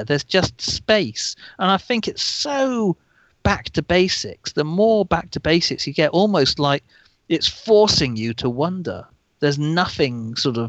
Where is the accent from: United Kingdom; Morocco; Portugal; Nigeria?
United Kingdom; England; being English